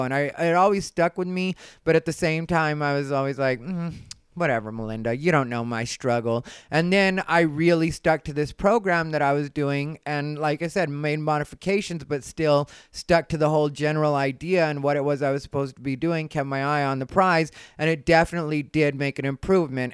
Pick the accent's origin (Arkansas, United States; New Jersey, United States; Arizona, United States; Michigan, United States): Arizona, United States; I'm from Arizona